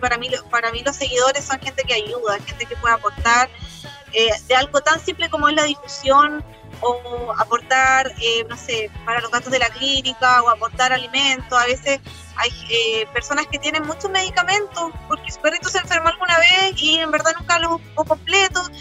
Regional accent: Concepción, Biobío, Chile; also born or lived in Santiago; yo nací en Santiago, pero me vine como a los dos años y medio para ah. Conce. Y bueno, desde aquí que amo Conce

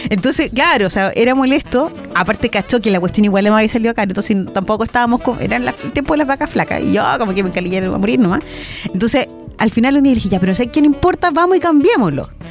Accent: Chile; como buen chileno

